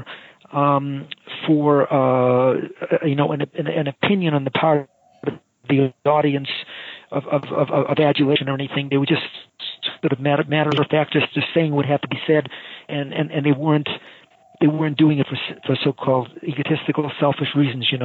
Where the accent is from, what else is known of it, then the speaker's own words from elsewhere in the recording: Boston, Massachusetts, United States; moved away as an adult; also born or lived in San Francisco / Los Angeles / Rochester; now in Raleigh, United States; I grew up in the Boston area